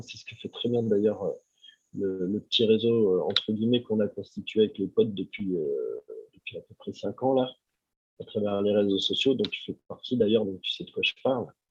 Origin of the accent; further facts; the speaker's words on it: Ardèche, Auvergne-Rhône-Alpes, France; je viens de Tardèche